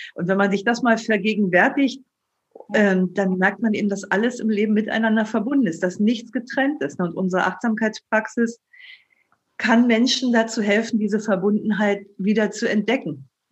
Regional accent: Germany; als Deutscher

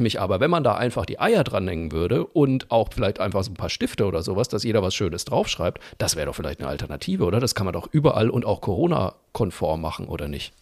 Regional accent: Zeil am Main, Bavaria, Germany; in meinem Heimatort Zeiler Main

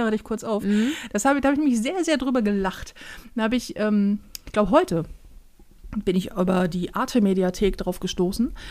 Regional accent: Northern Germany, Germany; Wir sind Norddeutsche

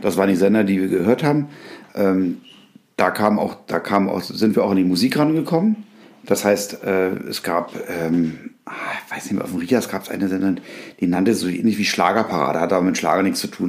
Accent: Berlin, Germany; ich bin ja in Berlin groß geworden

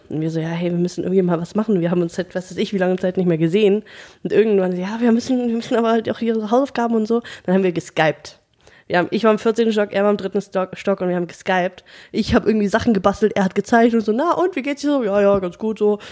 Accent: Germany; als Deutsche

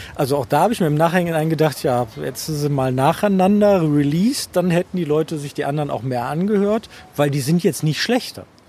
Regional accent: Germany; bei uns in Deutschland

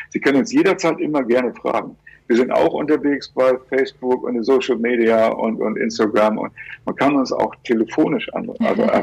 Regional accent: Hamburg, Germany; als ich Kind war, da hatten wir, äh, ich, ich, ich stamme aus Hamburg

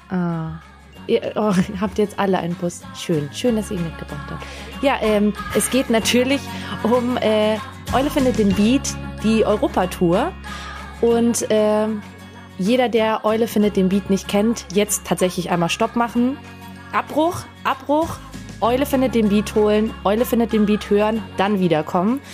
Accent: Salzburg, Austria; als Salzburgerin

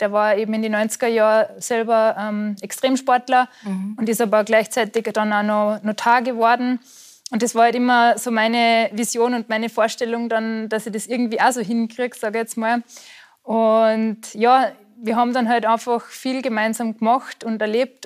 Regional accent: Austria; moved away as an adult; also born or lived in Allgäu, Bavaria; now in Germany

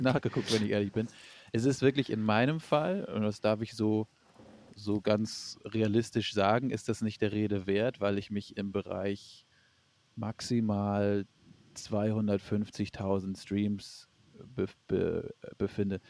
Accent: Flensburg, Schleswig-Holstein, Germany; now in Hamburg, Germany; Also ich komme gebürtig aus Flensburg

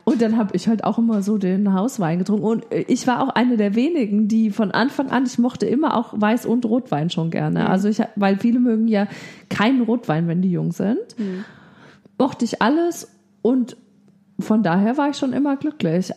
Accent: Bavaria, Germany; Also ich komme ja aus Bayern

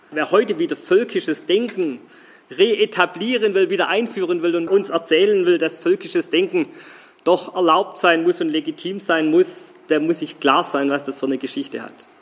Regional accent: Geislingen an der Steige, Baden-Württemberg, Germany; moved away as an adult; now in Stuttgart, Germany; Ich bin nicht in Stuttgart geboren, ich bin in Geislingen an der Steige geboren

